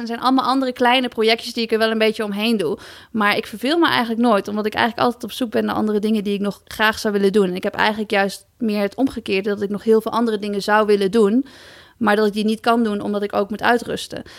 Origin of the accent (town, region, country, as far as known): Netherlands